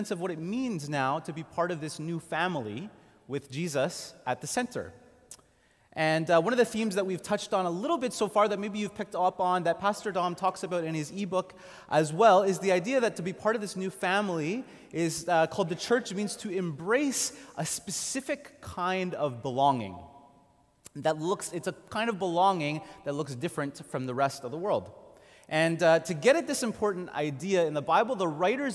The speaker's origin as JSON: {"language": "English", "town": "Montreal", "region": "Quebec", "country": "Canada", "tie": "born or raised there", "said": "I grew up in Montreal going to a small Anglican church"}